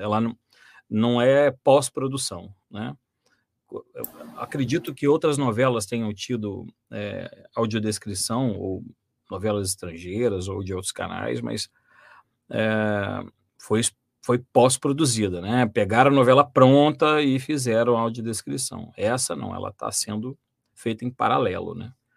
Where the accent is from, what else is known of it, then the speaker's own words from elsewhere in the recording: Volta Redonda, Rio de Janeiro, Brazil; eu sou natural de Volta Redonda